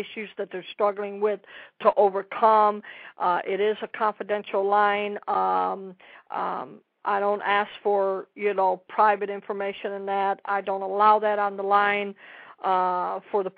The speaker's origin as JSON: {"language": "English", "town": "Dallas", "region": "Texas", "country": "United States", "said": "I'm from Dallas"}